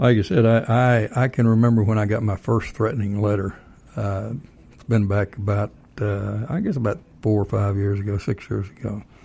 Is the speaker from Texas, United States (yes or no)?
yes; Texas, United States; moved away as an adult; Yeah, I don't disagree with that at all, even though I'm originally from Texas.